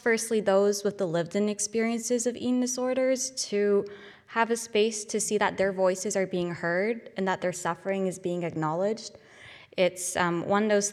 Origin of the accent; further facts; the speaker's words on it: Toronto, Ontario, Canada; moved away as an adult; now in Glasgow, United Kingdom; I come from Toronto, Canada, so all the way across the pond